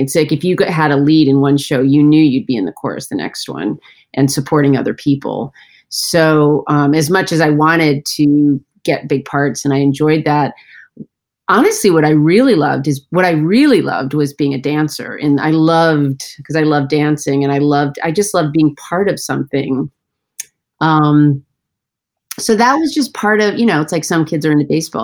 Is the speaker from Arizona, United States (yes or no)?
no; Central Connecticut, United States; I grew up in Central Connecticut